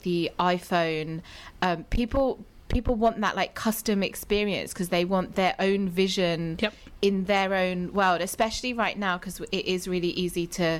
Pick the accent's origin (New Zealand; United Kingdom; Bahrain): United Kingdom; moved away as an adult; now in United States; I'm British